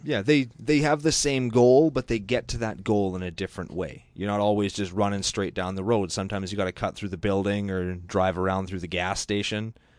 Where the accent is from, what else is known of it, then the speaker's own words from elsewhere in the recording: Canada; I'm Canadian